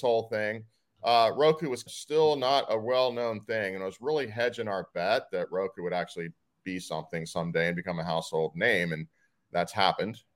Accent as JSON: {"language": "English", "town": "Austin", "region": "Texas", "country": "United States", "said": "I'm originally from Austin"}